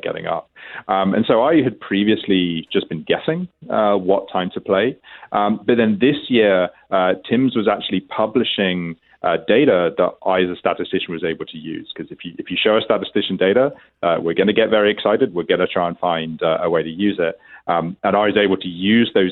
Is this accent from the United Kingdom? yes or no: yes; England, United Kingdom; now in Ontario, Canada; as you may be able to detect from my accent, I'm originally from England.